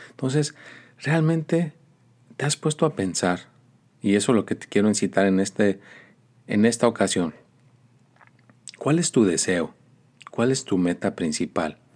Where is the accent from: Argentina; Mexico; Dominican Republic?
Mexico; Mexico City; born there; dicen que nací en la Ciudad de México, en un convento de monjas